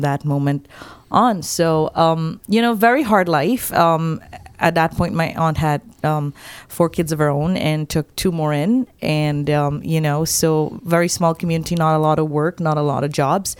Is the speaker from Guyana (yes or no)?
yes; Guyana; I grew up in Guyana, which is the only English-speaking country in South America. I grew up in a very small village